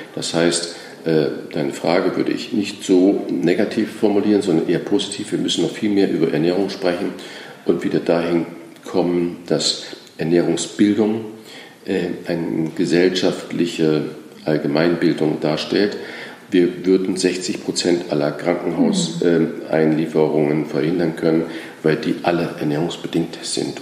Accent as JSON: {"language": "German", "country": "Germany", "also_born_or_lived": "France", "said": "Als Deutscher zählte ich nichts, das heißt, ich war der Ausländer"}